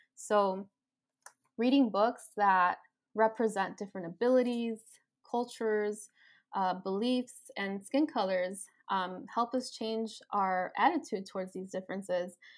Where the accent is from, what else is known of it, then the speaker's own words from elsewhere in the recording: Chicago, Illinois, United States; I was born and raised in Chicago